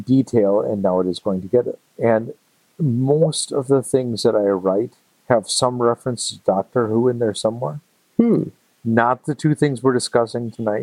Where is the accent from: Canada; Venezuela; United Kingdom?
Canada; as a Canadian